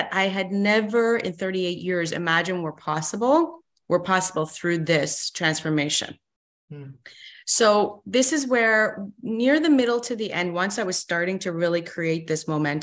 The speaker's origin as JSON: {"language": "English", "country": "Canada", "tie": "born or raised there", "also_born_or_lived": "Iran", "said": "born and raised in Iran, Middle East, mm-hmm. moved to Canada when I was 7"}